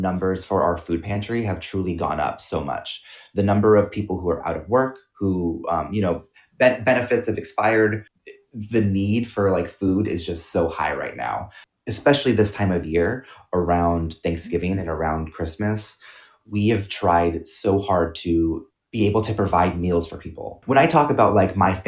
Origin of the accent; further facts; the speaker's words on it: California, United States; moved away; I'm from California originally. All my family's there.